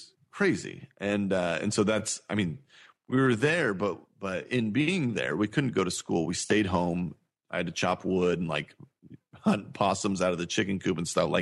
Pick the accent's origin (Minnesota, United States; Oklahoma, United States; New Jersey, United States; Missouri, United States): Missouri, United States; Cowgill; also born or lived in California; I grew up on a farm in Missouri, right? I lived in a town called Cowgill, Missouri